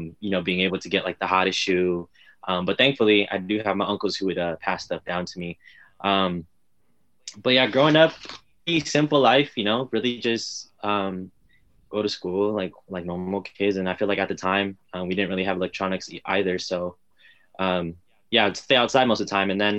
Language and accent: English; Richmond, California, United States; I'm born and raised in the Bay Area. Been here my whole life.